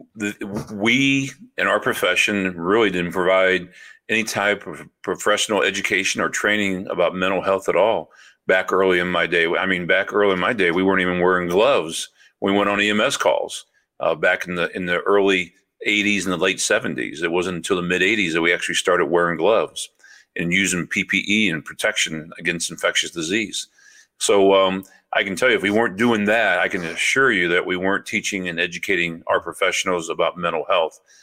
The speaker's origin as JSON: {"language": "English", "town": "St. Louis", "region": "Missouri", "country": "United States", "tie": "born or raised there", "also_born_or_lived": "Memphis", "moved": "as an adult", "lives_now": "Champaign, United States", "said": "I was born and raised in South Saint Louis"}